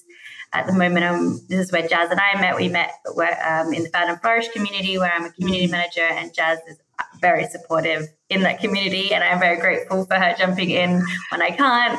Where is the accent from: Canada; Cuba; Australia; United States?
Australia; moved away as an adult; also born or lived in Adelaide, Australia / Melbourne, Australia / United Kingdom; now in Cyprus; I am Australian, living at the moment in Cyprus